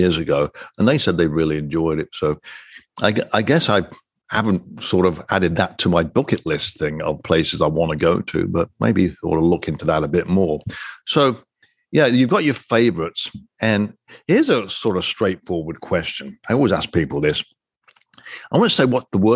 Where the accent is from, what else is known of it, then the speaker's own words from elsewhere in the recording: England, United Kingdom; now in Florida, United States; I'm a Brit and an American